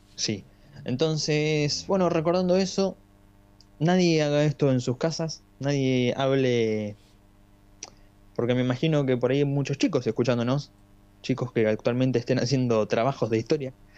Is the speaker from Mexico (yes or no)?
no; Argentina; somos argentinos